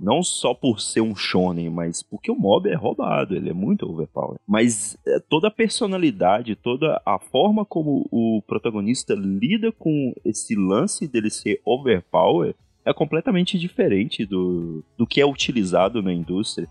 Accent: Brazil; a gente é brasileiro

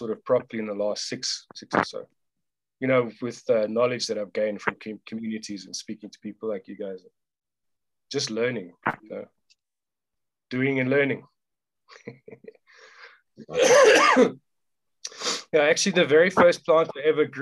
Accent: Johannesburg, Gauteng, South Africa; in Johannesburg.

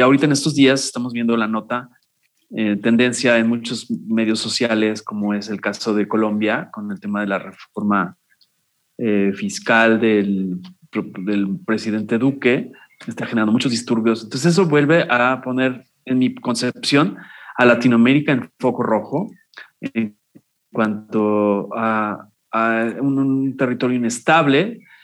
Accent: Mexico; yo hablo como mexicano, vivo en México, soy mexicano

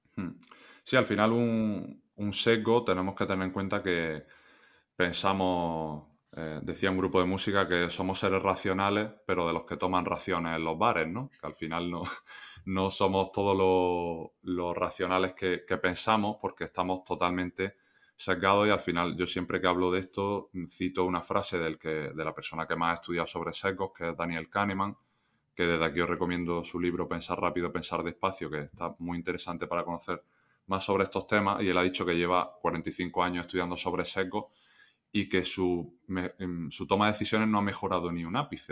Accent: Granada, Andalusia, Spain; moved away as an adult; also born or lived in La Roda / Almansa / Melilla; yo soy de Granada, entré en, la cantera creo que fue pues con 12

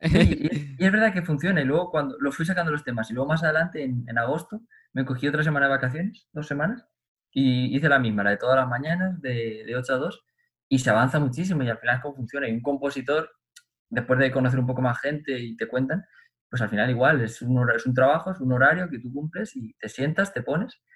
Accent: Cuenca, Castilla-La Mancha, Spain; la Academia de mi pueblo, en Cuenca

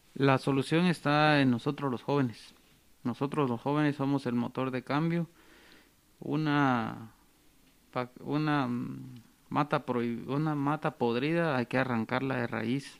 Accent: Guatemala; como guatemaltecos

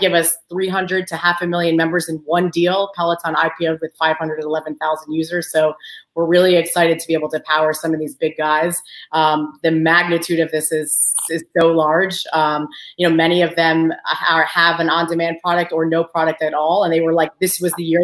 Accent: Long Island, New York, United States; moved away as an adult; also born or lived in University of Maryland; I grew up in Long Island. Uh, my parents are both Albanian

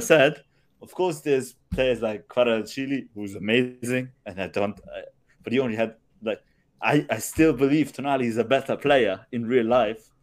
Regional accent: Germany; I was brought up in Germany, obviously, and, uh, and that's my home country in a way as well

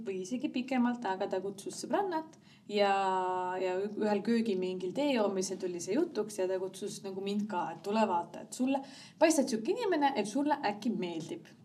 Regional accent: Rakvere, Lääne-Viru County, Estonia; moved away; also born or lived in Tallinn; me oleme mõlemad Rakverest pärit

